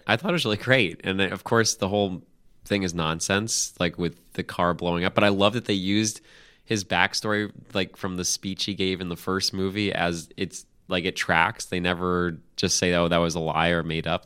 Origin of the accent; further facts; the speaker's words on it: United States; as an American